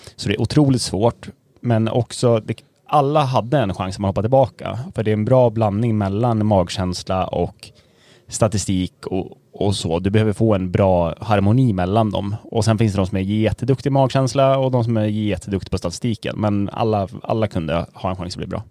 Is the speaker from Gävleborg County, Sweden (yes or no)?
yes; Gävle, Gävleborg County, Sweden; accent: Gävlemål; moved away as an adult; now in Stockholm, Sweden